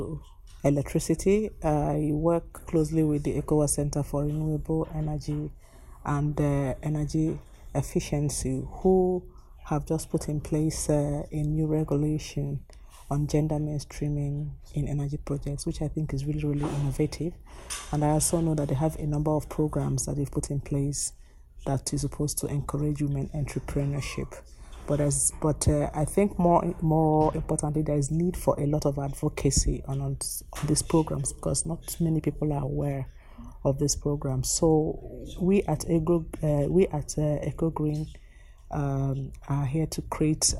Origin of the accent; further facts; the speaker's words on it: Nigeria; I come from Nigeria